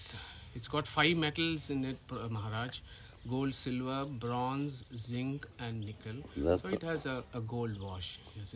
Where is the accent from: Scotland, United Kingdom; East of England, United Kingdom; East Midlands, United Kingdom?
East Midlands, United Kingdom; Nottingham; because we all live in the United Kingdom. We live in the UK, so we are from Nottingham, and then we have a family that's visiting us from Dubai.